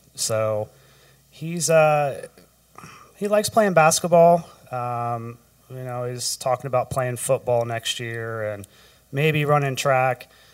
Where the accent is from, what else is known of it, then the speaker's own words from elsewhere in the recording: Rushville, Ohio, United States; also born or lived in Columbus, Ohio; Grew up in Rushville, Ohio.